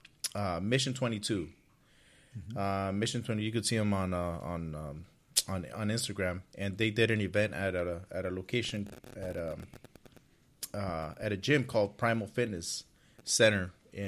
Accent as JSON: {"language": "English", "region": "California", "country": "United States", "said": "I'm from California."}